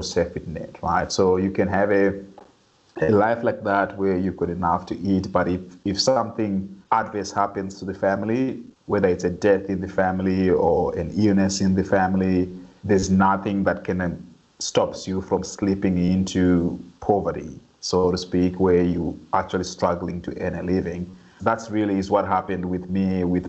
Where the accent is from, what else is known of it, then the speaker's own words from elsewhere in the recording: Harare, Zimbabwe; moved away; I grew up in a low-income neighborhood in the outskirts of Harare, the capital of Zimbabwe